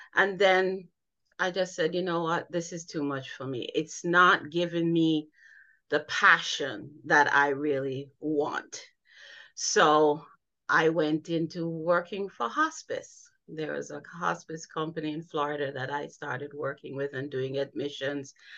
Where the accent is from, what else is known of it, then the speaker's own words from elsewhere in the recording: Jamaica; now in United States; I grew up in Jamaica